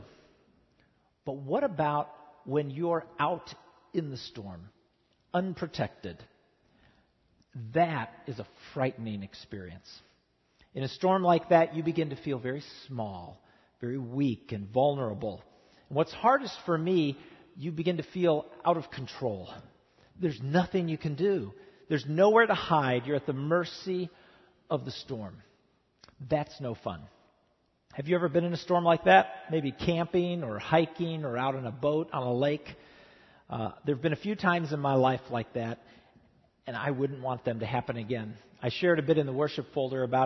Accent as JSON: {"language": "English", "region": "Midwest", "country": "United States", "tie": "born or raised there", "moved": "yes", "lives_now": "Southern California, United States", "said": "I grew up in the Midwest"}